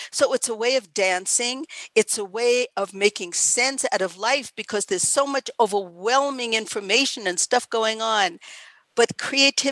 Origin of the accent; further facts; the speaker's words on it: New York City, New York, United States; I grew up in Queens in New York